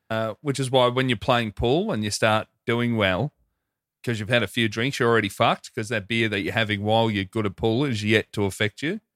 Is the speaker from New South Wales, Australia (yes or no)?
no; Hoppers Crossing, Victoria, Australia; near my place growing up in Hoppers